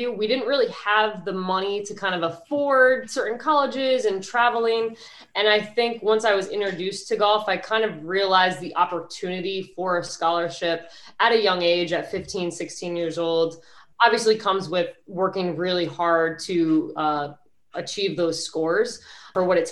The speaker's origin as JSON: {"language": "English", "region": "New York", "country": "United States", "said": "I'm originally from New York, so the tri-state area"}